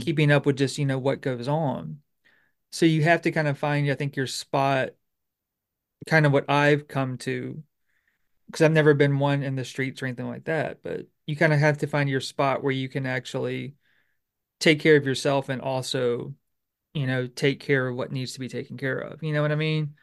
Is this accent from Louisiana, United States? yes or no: yes; Bossier Parish, Louisiana, United States; I'm from Louisiana, I'm from Bossier Parish